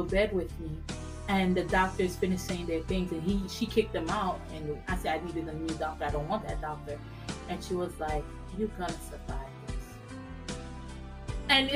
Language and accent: English; Haiti; moved away; I was raised in Haiti